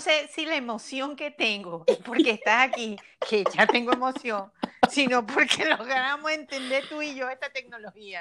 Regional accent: Venezuela; moved away; aun cuando ahora yo estoy lejos de mi tierra

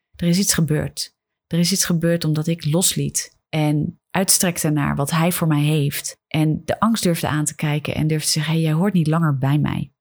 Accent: Netherlands; wij hier in Nederland

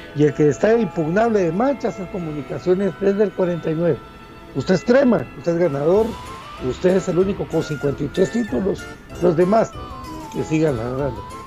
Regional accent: Guatemala; como guatemalteco

